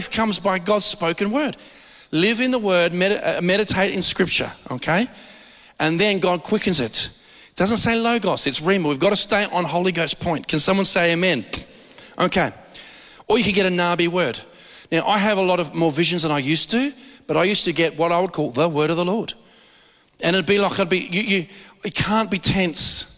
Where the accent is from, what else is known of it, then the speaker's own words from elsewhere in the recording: Australia; We're too Aussie.